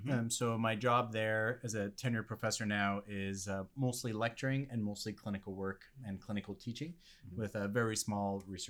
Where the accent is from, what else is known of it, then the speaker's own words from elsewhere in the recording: Montreal, Quebec, Canada; first language French; English is a second language; moved away as an adult; also born or lived in New York; now in Calgary, Canada; So I was born and raised in Montreal and went to vet school in French there at the University of Montreal.